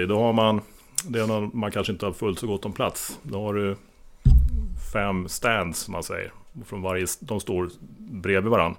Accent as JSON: {"language": "Swedish", "area": "Roslagen", "region": "Stockholm County", "country": "Sweden", "tie": "born or raised there", "said": "Jag är uppvuxen i Roslagen, där jagar vi traditionellt hårvilt med hagel."}